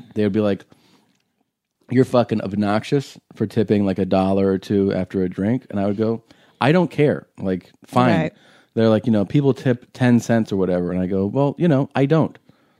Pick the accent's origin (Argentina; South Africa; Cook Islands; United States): United States; I'm American